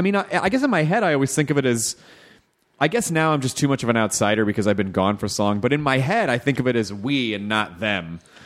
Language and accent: English; Southern United States, United States; it's usually this guy because I grew up in the South. And so those are the voices that I hear in my head.